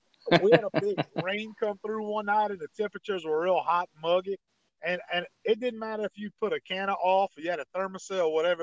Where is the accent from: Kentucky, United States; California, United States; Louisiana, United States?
Louisiana, United States; Ville Platte; moved away as an adult; now in Ascension Parish, Louisiana, United States; And Ross, me and you grew up in a small town of Ville Platte, Louisiana, located in Evangeline Parish.